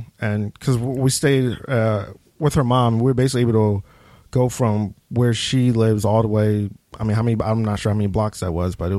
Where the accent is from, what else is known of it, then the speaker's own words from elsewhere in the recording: Philadelphia, Pennsylvania, United States; also born or lived in Virginia / Abington / Norristown / Florida; I grew up in Philly, West Philly for, I don't know, 10 years, and then lived in North Philly for a little while, and then my mom actually moved down to Virginia for a few years. My grandmother moved with us, and then we came back to Pennsylvania a few years later.